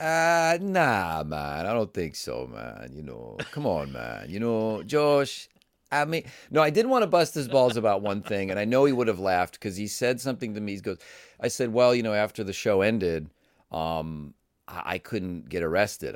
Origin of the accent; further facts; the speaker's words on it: Cleveland, Ohio, United States; for a lot of Midwestern people, you know, growing up in Cleveland